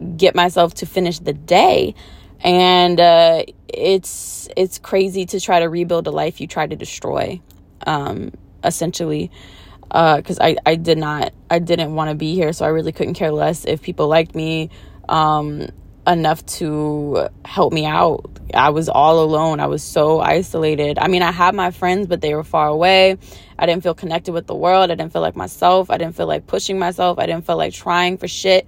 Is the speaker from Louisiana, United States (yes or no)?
yes; New Orleans, Louisiana, United States; I'm from New Orleans